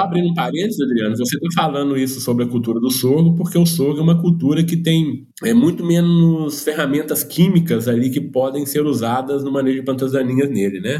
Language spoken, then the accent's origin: Portuguese; Minas Gerais, Brazil; como um bom mineiro aqui